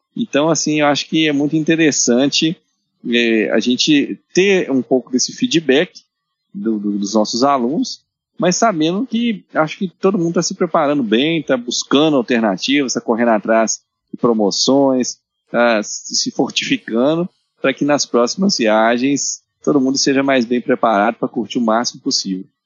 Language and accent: Portuguese; Minas Gerais, Brazil; nós somos mineiros.